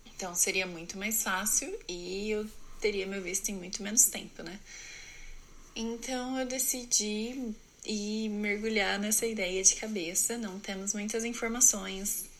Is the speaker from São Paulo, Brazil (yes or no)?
yes; Presidente Prudente, São Paulo, Brazil; moved away as an adult; also born or lived in New Jersey; eu sou de Presidente Prudente, São Paulo, no Brasil.